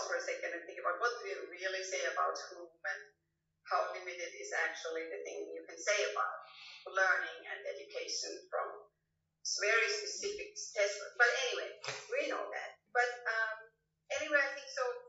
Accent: Austria; now in Finland; I'm actually not a so-called native born Finn. I'm actually from Austria, but I am, so in some sense I'm a migrant as well

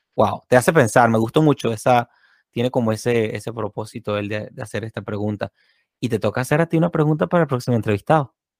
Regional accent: San Cristóbal, Táchira, Venezuela; now in Florida, United States; aquí en San Cristóbal, mi tierra natal en Venezuela

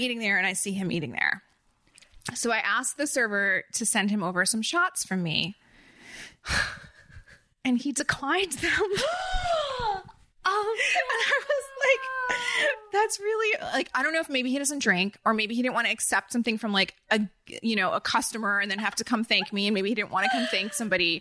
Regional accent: New Jersey, United States; accent: Jersey; now in Los Angeles, United States; I didn't think I had a strong Jersey accent

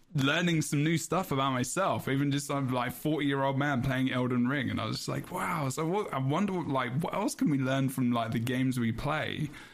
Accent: England, United Kingdom; I'm English

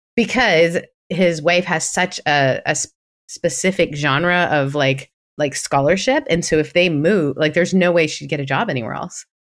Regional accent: Canada; being Canadian

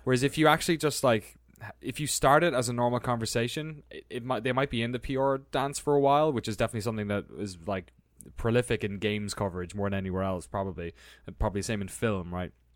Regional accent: Ireland; born or raised there; moved away as an adult; also born or lived in London / San Francisco

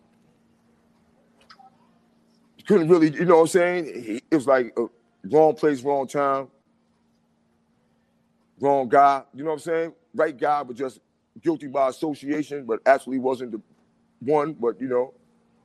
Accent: New York City, New York, United States; I'm 52 years old, born and raised in the Bronx.

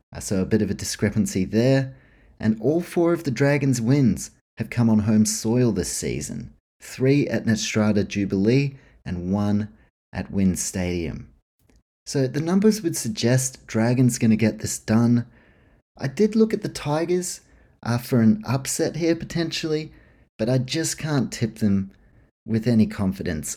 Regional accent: New Zealand; I grew up in New Zealand, always been a Warriors man

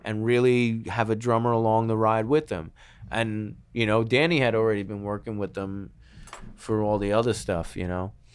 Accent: New York City, New York, United States; moved away; also born or lived in Los Angeles; We're from New York

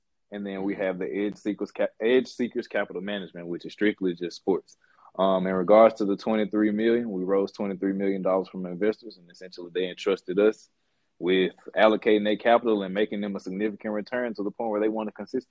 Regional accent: Memphis, Tennessee, United States; now in Dallas, United States; I'm from Memphis, Tennessee. Most importantly, Orange Mound, Memphis, Tennessee.

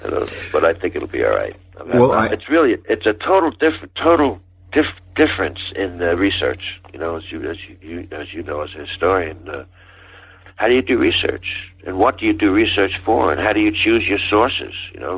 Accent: Texas, United States; accent: Southern Texas; And I hope you don't mind my Southern Texas accent.

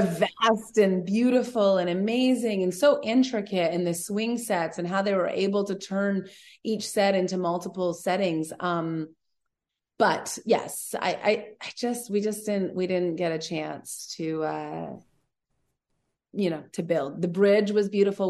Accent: Vancouver, British Columbia, Canada; moved away; also born or lived in Los Angeles; I'm from Vancouver originally, so I have a lot of family

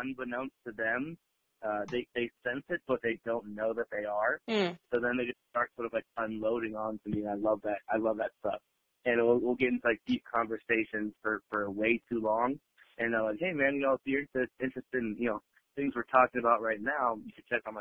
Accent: Las Vegas, Nevada, United States; I am from Vegas

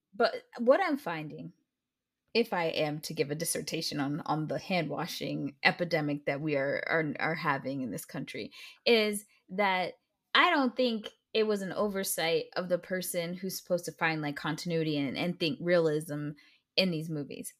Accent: United States; I'm an American

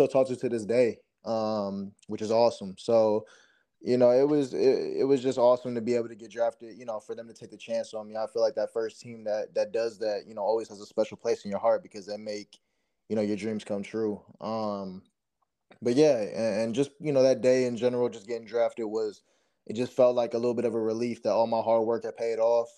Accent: Cleveland, Ohio, United States; growing up in Cleveland, used to go to games with my dad

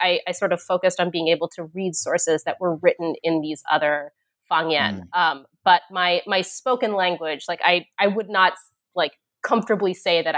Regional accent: United States; also born or lived in Hong Kong / China; my own experience growing up in the United States

